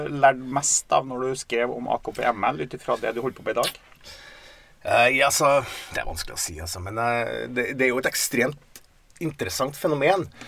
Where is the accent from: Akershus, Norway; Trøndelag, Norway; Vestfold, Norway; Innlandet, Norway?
Trøndelag, Norway; Steinkjer; Da jeg kom fra Steinkjer, så vår litt sånn eh, sosialdemokratiske boble, så kom til Trondheim og opplevde det der miljøet han var